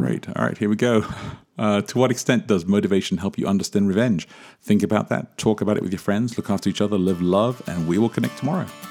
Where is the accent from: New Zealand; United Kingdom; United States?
United Kingdom; England; I grew up in England, born in England, grew up in England